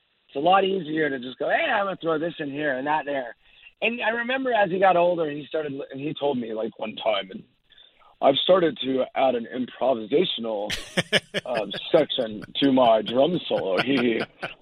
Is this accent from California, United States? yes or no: yes; Orange County, Southern California, United States; I grew up down in Orange County, Southern California